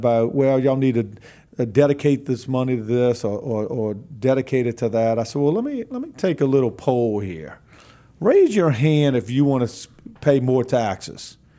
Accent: New Orleans, Louisiana, United States; I come from the New Orleans region. Mm-hmm. I was born and raised there, but I live on the North Shore.

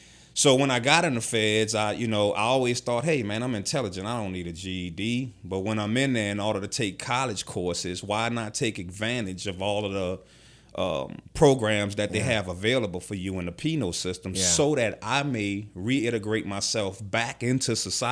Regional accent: New Orleans, Louisiana, United States; I am from New Orleans, yeah.

